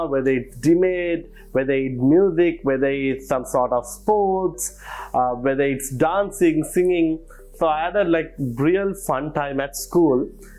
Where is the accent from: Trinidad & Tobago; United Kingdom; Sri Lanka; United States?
Sri Lanka; Colombo, Western Province; Okay, so as you know, I was born and brought up in Colombo. So I went to DS and Anayaka College.